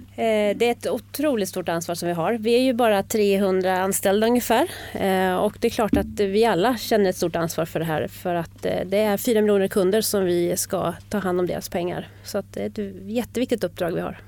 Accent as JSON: {"language": "Swedish", "region": "Bergslagen", "country": "Sweden", "tie": "born or raised there", "moved": "as an adult", "lives_now": "Stockholm, Sweden", "said": "Jag är uppväxt i Bergslagen eh, och kom hit till Stockholm"}